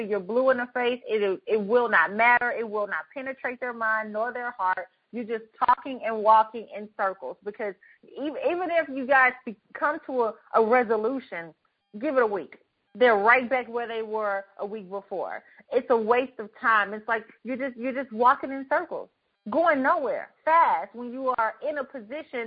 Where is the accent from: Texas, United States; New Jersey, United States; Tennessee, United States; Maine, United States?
Texas, United States; Herndon; I grew up in Herndon, Texas.